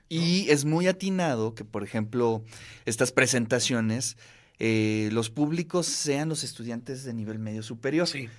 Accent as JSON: {"language": "Spanish", "country": "Mexico"}